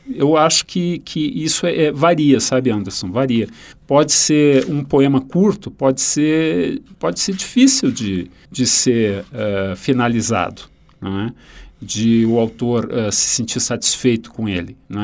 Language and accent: Portuguese; Rio Grande do Sul, Brazil; moved away; o Mário Quintana, um autor da minha terra